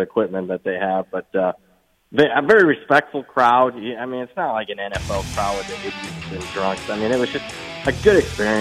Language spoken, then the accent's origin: English; Ohio, United States; now in Las Vegas, United States; growing up in Ohio